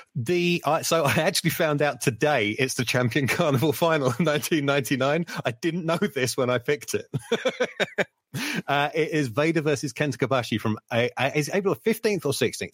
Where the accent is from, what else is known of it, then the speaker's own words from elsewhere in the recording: United Kingdom; growing up on British wrestling as I did